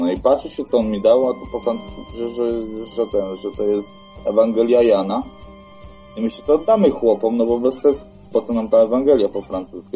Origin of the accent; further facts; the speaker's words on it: Poland; skąd ja jestem z Polski